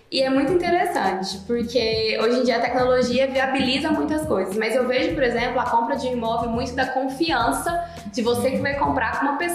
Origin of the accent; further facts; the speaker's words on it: Brazil; a gente cresceu no Brasil